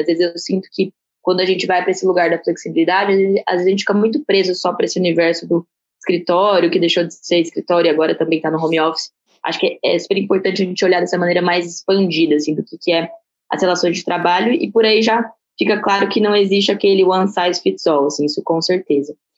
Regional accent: Barretos, São Paulo, Brazil; eu sou, sou de Barretos

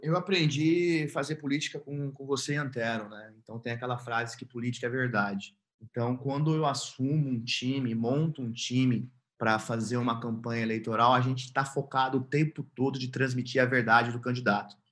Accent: Nortelândia, Mato Grosso, Brazil; also born or lived in São Paulo / United States; now in Cuiabá, Brazil; lá em Nortelândia, ao lado da minha família, na casa do meu avô, onde eu fui criado

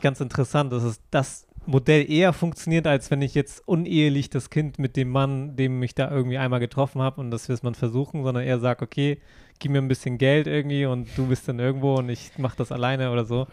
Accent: Germany; now in Tokyo, Japan; Bei uns in Deutschland

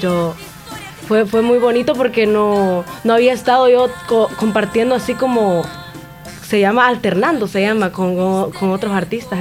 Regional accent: Santa Rosa de Lima, La Unión, El Salvador; soy originaria de aquí

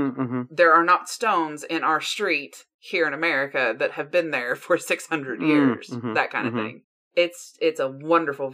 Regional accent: United States; being American

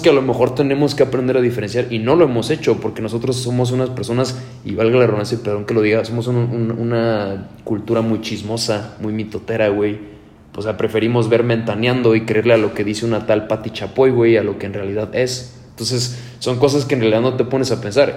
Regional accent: Mexico; uno como mexicano

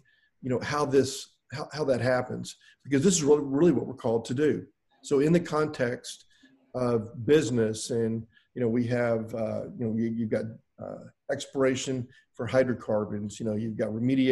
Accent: Houston, Texas, United States; I'm from Houston

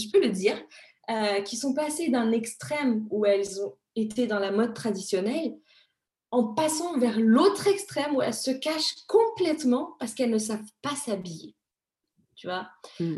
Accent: Madagascar; je suis née à Madagascar

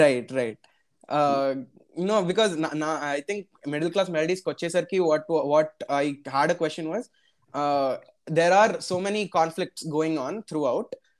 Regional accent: Hyderabad, Telangana, India; నేను నాది హైదరాబాద్

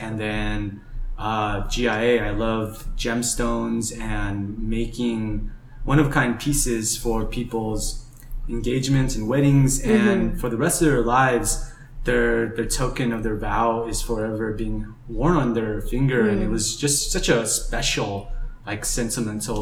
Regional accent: Java, Indonesia; now in Los Angeles, United States; I'm originally from Java, Indonesia, but now live here in Los Angeles, California.

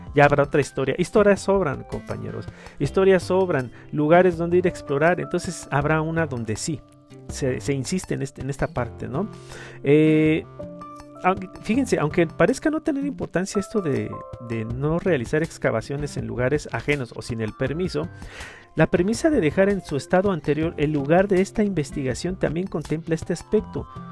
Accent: Mexico; los mexicanos siempre tenemos

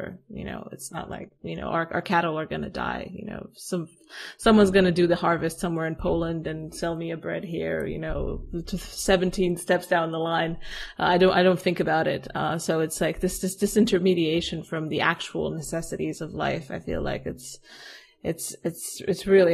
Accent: Romania; moved away; I've moved back to my hometown and in Romania

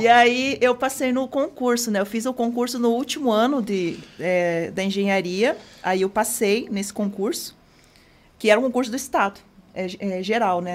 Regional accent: Rio Azul, Paraná, Brazil; moved away as an adult; now in Curitiba, Brazil; eu sou de Rio Azul, interior. Rio Vim para Curitiba para fazer faculdade e fiquei

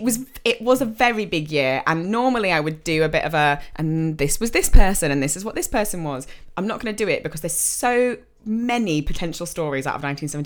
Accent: England, United Kingdom; we're English and we can't speak other languages

